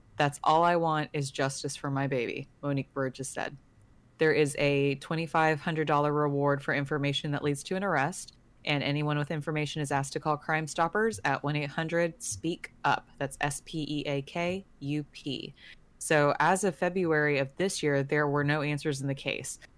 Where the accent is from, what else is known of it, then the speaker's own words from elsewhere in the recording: Texas, United States; I'm from Texas